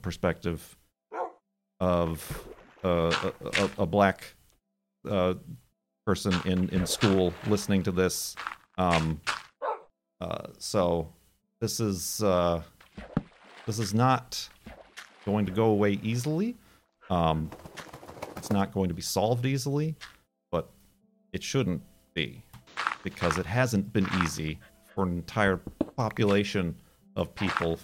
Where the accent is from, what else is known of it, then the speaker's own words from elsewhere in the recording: Illinois, United States; as an American, I'm taught about the history, even growing up in Illinois